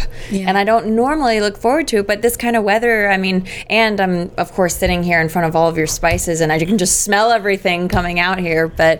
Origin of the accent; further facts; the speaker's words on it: Northeast, United States; You know, we're from the Northeast, New Jersey, New York area, so we... So we have the American side of seafood.